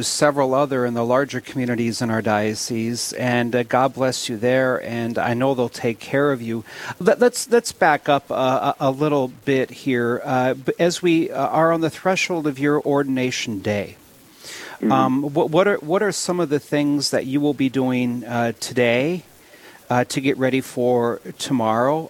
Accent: Williston, North Dakota, United States; my hometown, I believe, Williston

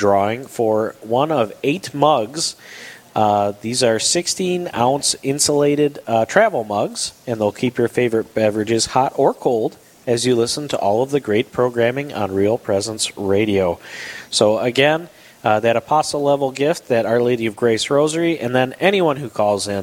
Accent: Detroit, Michigan, United States; moved away as an adult; now in Minnesota, United States; I grew up in the Detroit area

